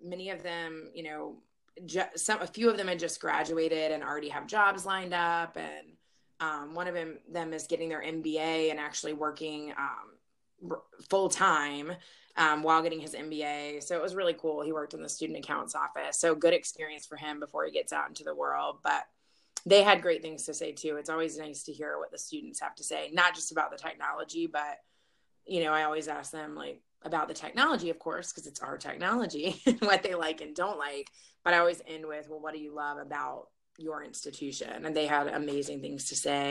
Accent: Virginia, United States; I'm from Virginia originally

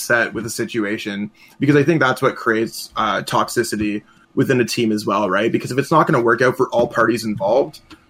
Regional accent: Canada; as a Canadian

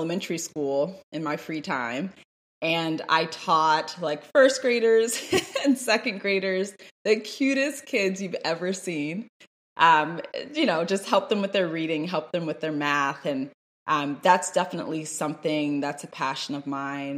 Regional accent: Washington, District of Columbia, United States; I'm from Washington, D.C.

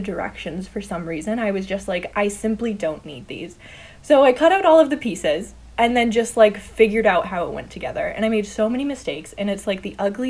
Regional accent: Northern Massachusetts, United States; moved away as an adult; also born or lived in Jamaica Plain; now in Boston, United States; I grew up mostly in Northern Mass, like right on the New Hampshire border

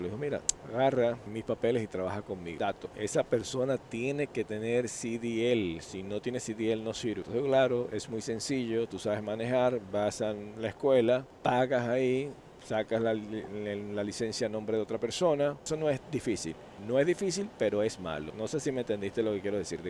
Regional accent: Venezuela; moved away; yo soy de Venezuela

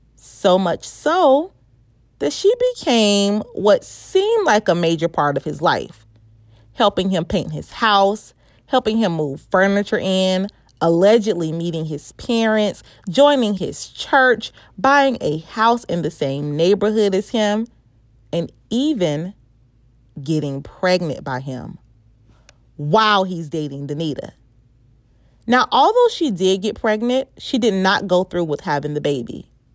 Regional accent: Winston-Salem, North Carolina, United States; moved away; I was in my hometown's backyard, Winston-Salem

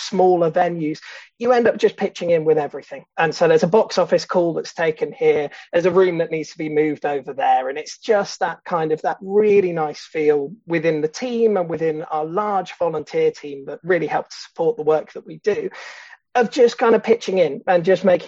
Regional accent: Bath, South West England, United Kingdom; moved away as an adult; now in Bristol, United Kingdom; I was born and raised in Bath

